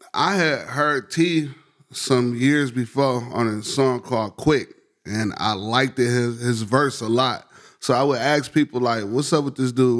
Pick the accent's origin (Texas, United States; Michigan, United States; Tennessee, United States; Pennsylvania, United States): Michigan, United States; Detroit; I grew up on, like, in Southwest Detroit in West Warren and Livenoy's area